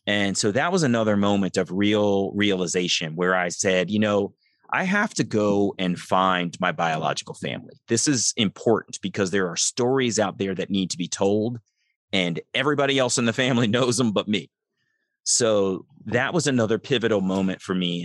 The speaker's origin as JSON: {"language": "English", "town": "Columbia", "region": "Maryland", "country": "United States", "tie": "born or raised there", "also_born_or_lived": "Baltimore, Maryland", "said": "I grew up in Columbia, Maryland"}